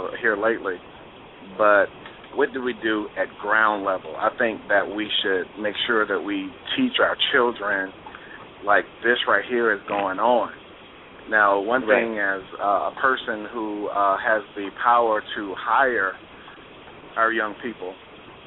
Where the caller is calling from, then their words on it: Atlanta, Georgia, United States; I'm calling from Atlanta.